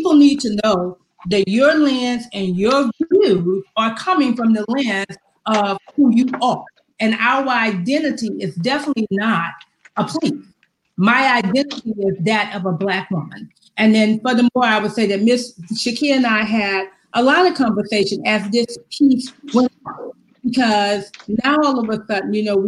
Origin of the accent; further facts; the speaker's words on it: Louisiana, United States; now in Seattle, United States; I was born into segregation. And I can still remember being down in Louisiana under Jim Crow, and that my mother would take us to town